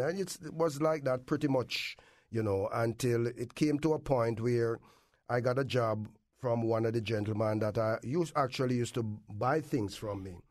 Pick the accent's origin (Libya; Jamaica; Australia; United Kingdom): Jamaica; Kingston; moved away as an adult; also born or lived in Clarendon, Jamaica; now in Windsor, Connecticut, United States; I was grown up in Kingston, from the country, grown up in Kingston